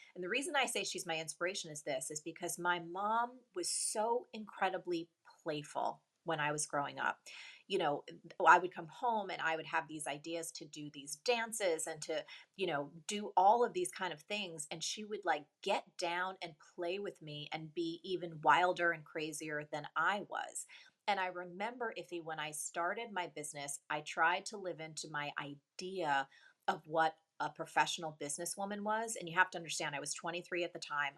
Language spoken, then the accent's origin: English; New Jersey, United States; also born or lived in New York; a weird, quirky Jersey girl